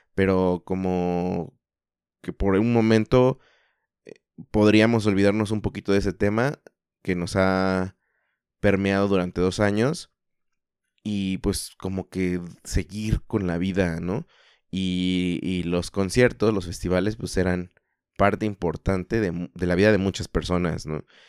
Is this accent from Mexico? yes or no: yes; Mexico; somos todos mexicanos